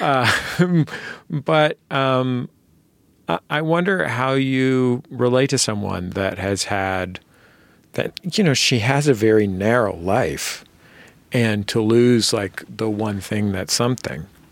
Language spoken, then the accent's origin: English; San Francisco, California, United States; I'm from San Francisco.